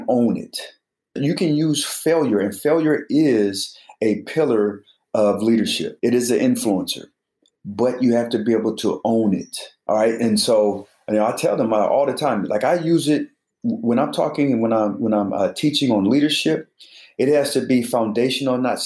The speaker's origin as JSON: {"language": "English", "town": "Colorado Springs", "region": "Colorado", "country": "United States", "said": "I'm from Colorado Springs"}